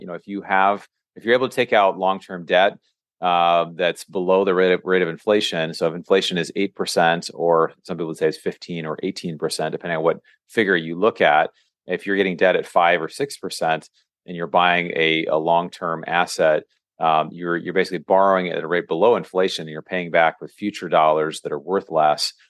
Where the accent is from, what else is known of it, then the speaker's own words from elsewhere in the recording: Seattle, Washington, United States; moved away as an adult; now in California, United States; I'm from Seattle